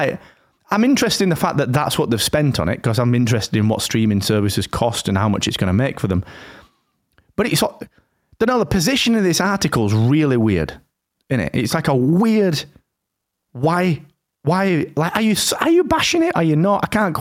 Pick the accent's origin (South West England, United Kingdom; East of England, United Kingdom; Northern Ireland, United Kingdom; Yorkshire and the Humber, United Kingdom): Yorkshire and the Humber, United Kingdom; Rotherham; And it's not because I'm from Rotherham.